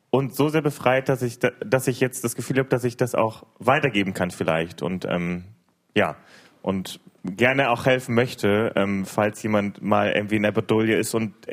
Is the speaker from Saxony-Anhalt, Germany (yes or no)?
yes; Großkugel, Saxony-Anhalt, Germany; aus Großkugel. Hi. Äh, ja, und ich bin 20 Jahre alt.